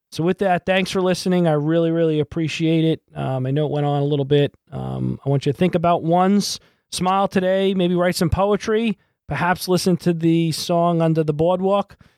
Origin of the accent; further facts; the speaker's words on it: Massapequa Park, New York, United States; also born or lived in Brooklyn, New York; I played Little League Baseball, and I grew up in Massapequa Park